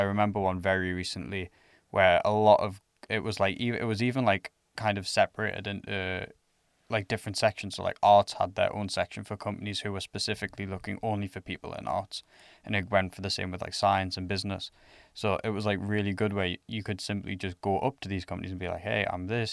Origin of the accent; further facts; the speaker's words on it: England, United Kingdom; now in Finland; I'm from England